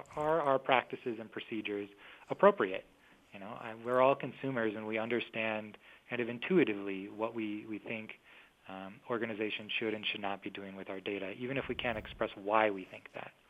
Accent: Minnesota, United States; my home state, I'm from Minnesota

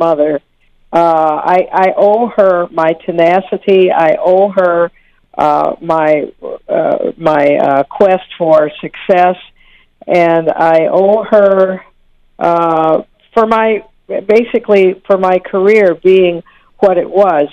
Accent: Saginaw, Michigan, United States; also born or lived in Detroit, Michigan; I came to be adopted by my adoptive parents and growing up in Saginaw, Michigan

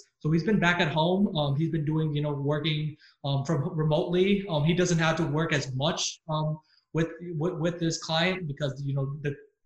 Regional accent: San Antonio, Texas, United States; also born or lived in Austin; I went to Austin for school, but I was born and raised in San Antonio. And I lived there my entire life

